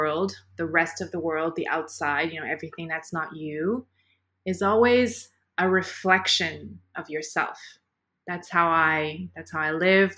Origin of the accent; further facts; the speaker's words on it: Canada; moved away as an adult; also born or lived in Middle East; growing up in Canada, like, I'm already not Caucasian, I'm visible minority